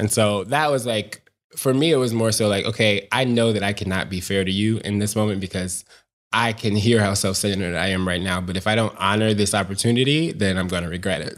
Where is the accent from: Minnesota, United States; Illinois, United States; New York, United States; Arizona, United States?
Illinois, United States; Chicago; I grew up, born and raised south side of Chicago